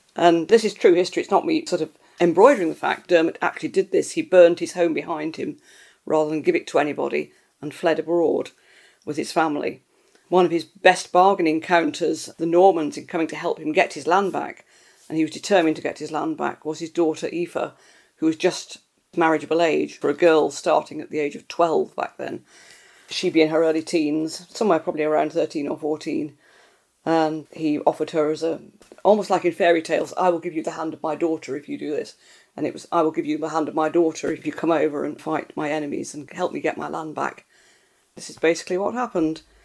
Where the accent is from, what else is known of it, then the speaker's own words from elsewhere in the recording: Scotland, United Kingdom; I grew up in Scotland